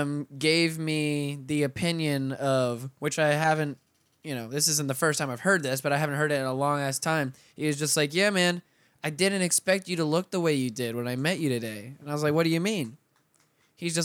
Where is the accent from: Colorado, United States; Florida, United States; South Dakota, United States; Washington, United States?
Florida, United States; Pensacola; Those are the only people I grew up with in Pensacola